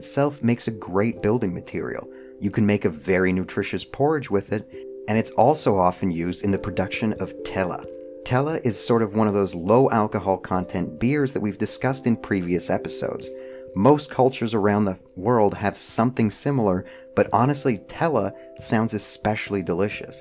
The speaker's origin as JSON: {"language": "English", "country": "Canada", "tie": "born or raised there", "moved": "yes", "lives_now": "United States", "said": "I was born in Canada, I live in the United States"}